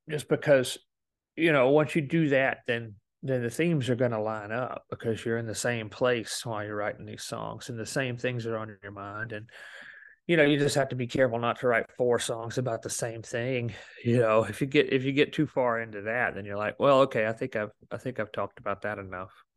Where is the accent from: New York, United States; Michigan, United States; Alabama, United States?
Alabama, United States; moved away as an adult; also born or lived in Memphis; I came from Alabama